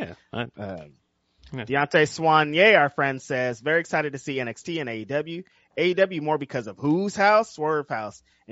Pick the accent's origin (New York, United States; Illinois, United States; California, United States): California, United States; I'm from California